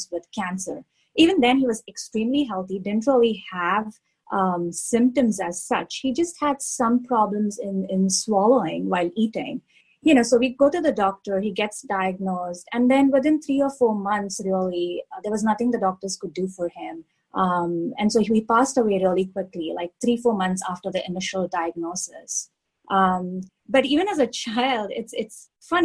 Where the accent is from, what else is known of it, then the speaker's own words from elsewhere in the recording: India; now in Pittsburgh, United States; I grew up in India